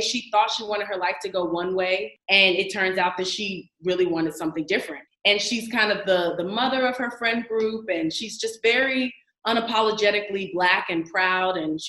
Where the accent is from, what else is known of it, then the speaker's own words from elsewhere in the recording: Laurel, Maryland, United States; also born or lived in Washington, D.C. / Atlanta, Georgia; I'm originally from Laurel, Maryland, and I went to high school at Duke Ellington School of the Arts in Washington, D.C.